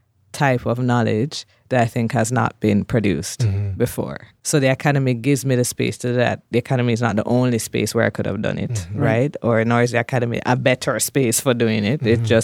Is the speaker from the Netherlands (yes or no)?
no; Jamaica; Like to say I'm from Jamaica and I'm a scholar, it would be very different if I were a white person, a white man coming from the U.S. to study, right?